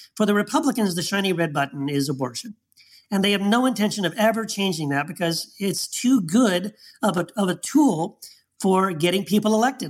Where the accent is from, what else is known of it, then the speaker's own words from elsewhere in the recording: Texas, United States; the time I grew up in Texas